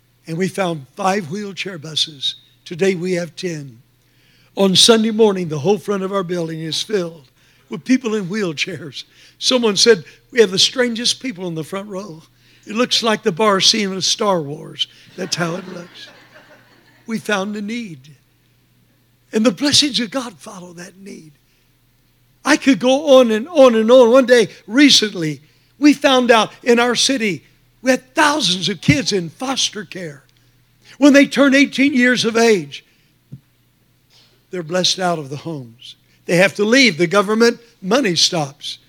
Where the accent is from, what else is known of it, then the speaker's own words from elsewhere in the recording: Texas, United States; now in Phoenix, United States; I was born in Texas